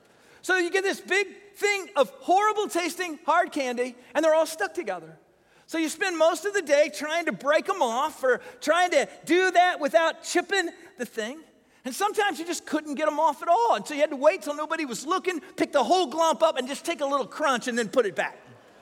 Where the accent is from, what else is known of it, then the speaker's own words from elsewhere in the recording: Illinois, United States; born there; also born or lived in Buffalo / East Tennessee / Fort Worth / San Antonio; I was born near Chicago, and then we moved to Buffalo, and then we moved to East Tennessee, and then we moved to Fort Worth, and then we moved back to Southern Illinois